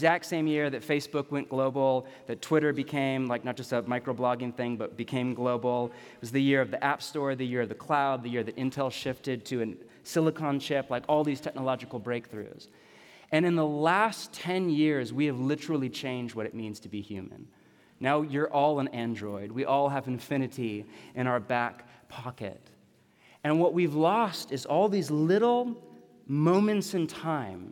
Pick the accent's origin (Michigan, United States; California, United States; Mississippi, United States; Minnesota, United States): California, United States; San Jose; also born or lived in Los Gatos, California; I was born in Los Gatos, and we grew up in the San Jose area